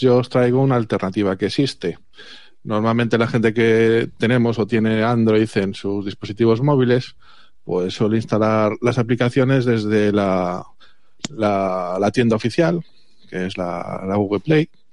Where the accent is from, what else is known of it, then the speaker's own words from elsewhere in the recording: Galicia, Spain; el resto somos de Galicia